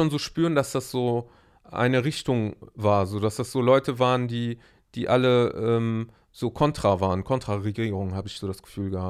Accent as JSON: {"language": "German", "town": "Aleppo", "region": "Aleppo Governorate", "country": "Syria", "tie": "born or raised there", "said": "wir sind ja in Aleppo aufgewachsen."}